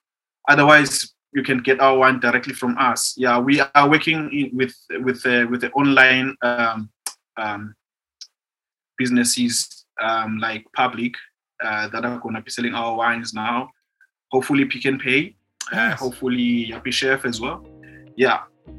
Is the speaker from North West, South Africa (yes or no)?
no; Khayelitsha, Western Cape, South Africa; wine itself, like, has never been part of my, like, African culture, you know.